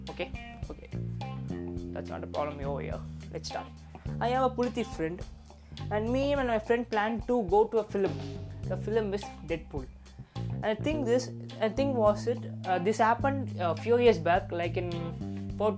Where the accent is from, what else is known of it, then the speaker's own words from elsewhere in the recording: Chennai, Tamil Nadu, India; We both are typical Mailapur guys